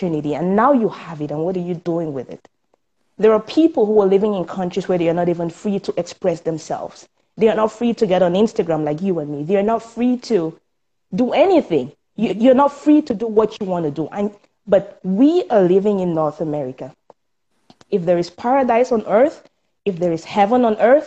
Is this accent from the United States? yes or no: no; Cameroon; moved away as an adult; now in Canada; I was born in Cameroon, and that's in Africa. And I moved here some 12 years ago